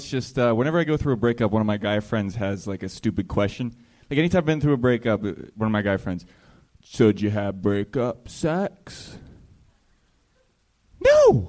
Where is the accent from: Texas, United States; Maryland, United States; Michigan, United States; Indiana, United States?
Maryland, United States; Baltimore; also born or lived in New York; I'm originally from Baltimore. Lived in New York the last 5 years. Moved out here a couple months ago.